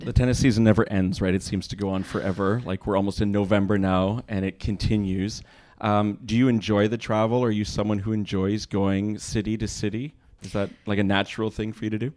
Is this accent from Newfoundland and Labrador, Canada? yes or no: no; Montreal, Quebec, Canada; now in Toronto, Canada; from my own home city